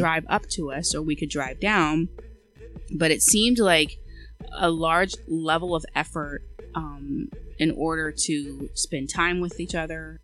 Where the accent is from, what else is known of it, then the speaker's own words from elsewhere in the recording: Eastern Shore of Maryland, United States; moved away as an adult; also born or lived in Philadelphia, United States; now in Washington DC suburbs, United States; I'm from the Eastern Shore